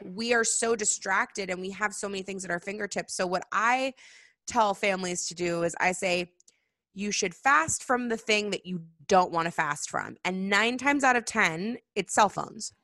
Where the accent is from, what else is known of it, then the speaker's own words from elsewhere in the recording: Seattle, Washington, United States; moved away; also born or lived in California; growing up in Seattle